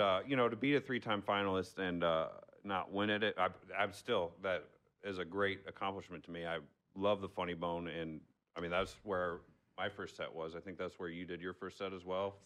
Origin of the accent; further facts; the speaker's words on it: Arnold, Missouri, United States; I still live in my hometown of Arnold. Oh, Missouri